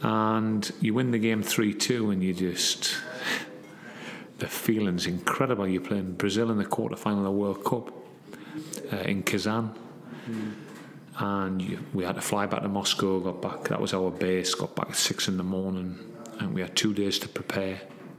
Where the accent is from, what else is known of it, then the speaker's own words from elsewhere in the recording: Gateshead, North East England, United Kingdom; and I'm from Gateshead.